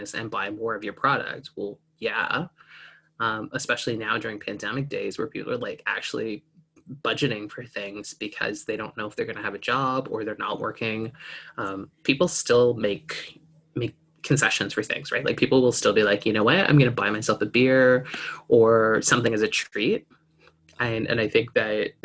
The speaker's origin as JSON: {"language": "English", "country": "Canada", "said": "I'm here from Canada"}